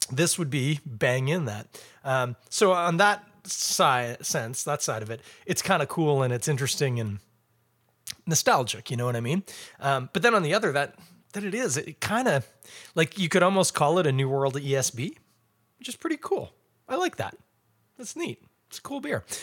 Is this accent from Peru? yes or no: no; England, United Kingdom; now in Canada; Fine, fine. I'm English. We've already discovered that.